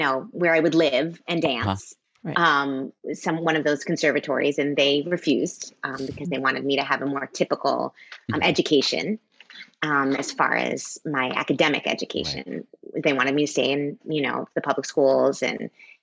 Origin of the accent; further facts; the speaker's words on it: just outside of Boston, Massachusetts, United States; I grew up just outside of Boston.